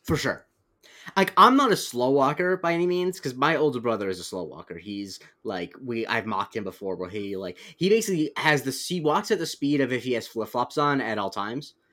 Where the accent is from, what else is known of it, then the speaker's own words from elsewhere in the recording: Florida, United States; also born or lived in New York suburbs; now in New York, United States; I have, at this point, lived in New York for almost as long as I lived in Florida